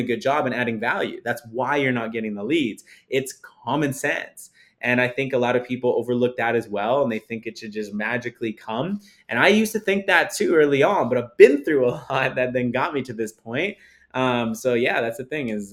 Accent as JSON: {"language": "English", "region": "Saskatchewan", "country": "Canada", "moved": "yes", "lives_now": "Calgary, Canada", "said": "I come from Saskatchewan, Canada."}